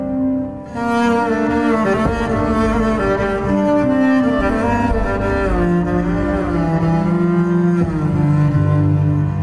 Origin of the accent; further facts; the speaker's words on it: Sweden; moved away; also born or lived in Gothenburg; I am from Sweden originally, so I've spent some time in Göteborg